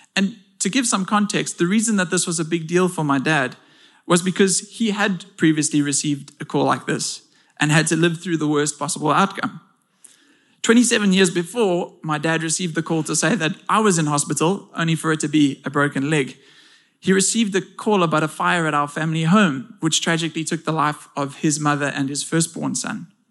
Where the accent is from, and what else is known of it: South Africa